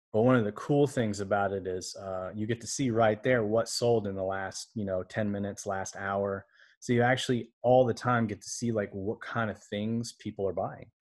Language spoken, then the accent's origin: English; Alabama, United States; moved away; also born or lived in Orlando, Florida / Taiwan; I was born in Orlando, Florida, grew up in Alabama.